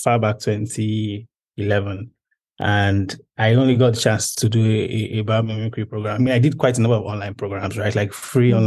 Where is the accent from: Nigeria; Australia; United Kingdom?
Nigeria; I'm a Nigerian public policy specialist